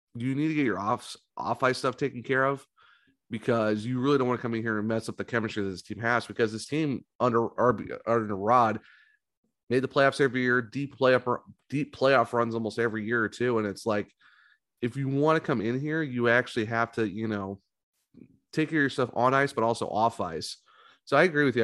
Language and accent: English; Ohio, United States; moved away; I'm from Ohio